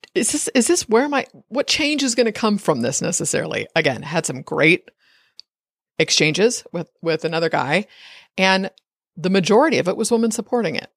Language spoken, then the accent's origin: English; United States; I'm an American